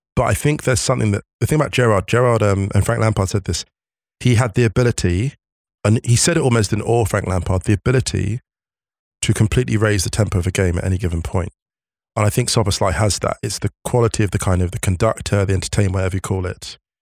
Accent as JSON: {"language": "English", "town": "West Drayton", "region": "London", "country": "United Kingdom", "tie": "born or raised there", "said": "my hometown of West Drayton, my humble origins, in West Drayton, born and raised"}